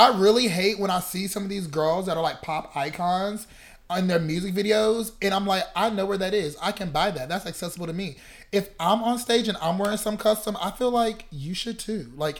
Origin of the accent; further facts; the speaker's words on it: North Carolina, United States; moved away as an adult; now in Chicago, United States; I'm from North Carolina, so that's South.